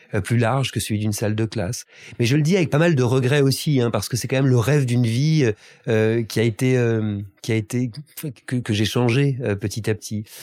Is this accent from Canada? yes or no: no; La Celle-Saint-Cloud, Île-de-France, France; also born or lived in Paris / Wimbledon, London; je suis né à Paris, mais j'ai grandi en banlieue parisienne, en banlieue ouest, dans une famille extrêmement bourgeoise, à la Selle-Saint-Cloud